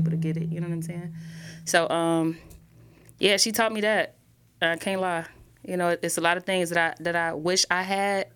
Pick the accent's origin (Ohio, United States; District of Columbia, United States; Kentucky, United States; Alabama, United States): Ohio, United States; Cleveland; also born or lived in Atlanta; I grew up on Heff Avenue